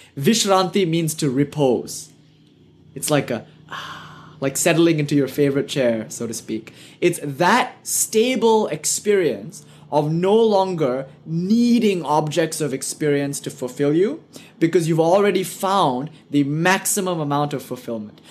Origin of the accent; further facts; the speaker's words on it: United Kingdom; accent: British; my British accent